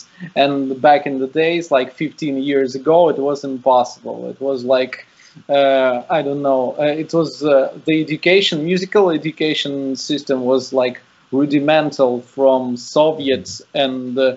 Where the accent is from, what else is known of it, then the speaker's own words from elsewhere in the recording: Saint Petersburg, Russia; I'm from St. Petersburg, Russia.